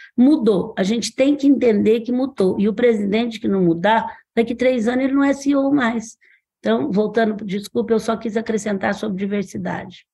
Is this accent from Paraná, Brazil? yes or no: no; Franca, São Paulo, Brazil; na minha cidade, eu sou de Franca